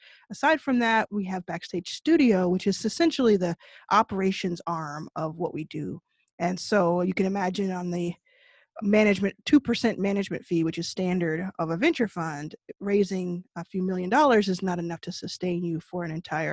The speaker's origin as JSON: {"language": "English", "region": "Texas", "country": "United States", "tie": "born or raised there", "said": "I grew up in Texas."}